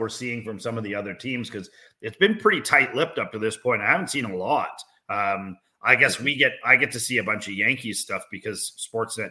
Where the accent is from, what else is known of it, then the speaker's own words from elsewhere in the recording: Canada; I'm Canadian